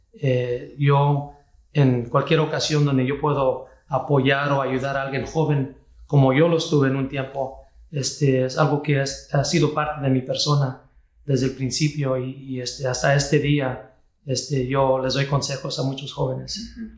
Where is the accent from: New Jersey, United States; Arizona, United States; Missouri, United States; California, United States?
Missouri, United States; Kansas City; Yo nací aquí en la ciudad de Kansas City, Missouri, en los Estados Unidos